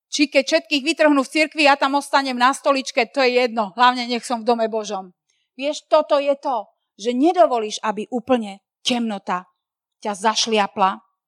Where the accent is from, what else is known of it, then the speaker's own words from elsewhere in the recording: Slovakia; sme zo Slovenska